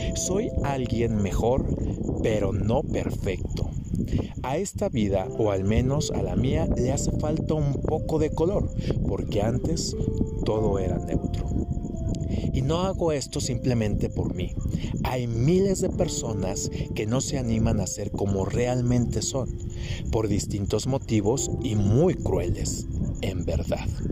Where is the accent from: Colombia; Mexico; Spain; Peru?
Mexico; Guadalajara, Jalisco; moved away; also born or lived in United States; yo que vengo de Guadalajara, que muchos años viví allá y estuve en Estados Unidos